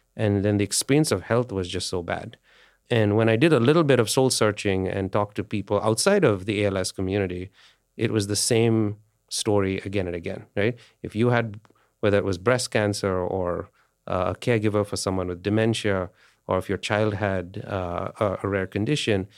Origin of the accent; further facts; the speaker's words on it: India; India, I grew up in India